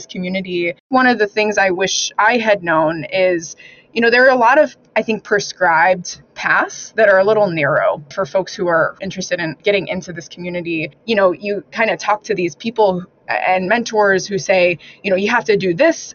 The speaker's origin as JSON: {"language": "English", "region": "Arizona", "country": "United States", "tie": "born or raised there", "moved": "yes", "said": "growing up in Arizona, that just wasn't part of our lexicon."}